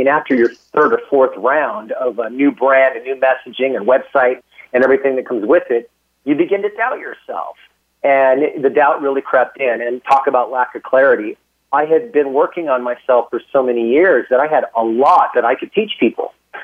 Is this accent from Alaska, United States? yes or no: yes; Alaska, United States; also born or lived in San Francisco Bay Area, California; now in Austin, United States; I was born and raised in Alaska.